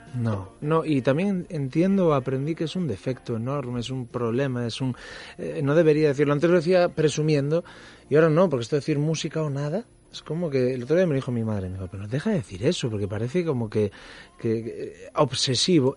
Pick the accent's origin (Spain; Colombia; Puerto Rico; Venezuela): Spain; Pantín, Galicia; also born or lived in Ferrol; aunque soy ferrolano, yo soy un ferrolano de Pantín, porque a los tres años, nací en Ferrol, mucha honra, pero a los tres años mi abuelo enfermó de la memoria y del pulmón y tuvimos que ir a, vivir a Pantín